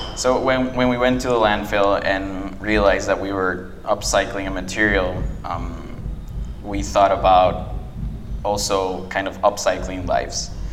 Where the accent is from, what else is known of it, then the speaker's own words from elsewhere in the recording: Guatemala City, Guatemala Department, Guatemala; English is a second language; I was born and raised in Guatemala City.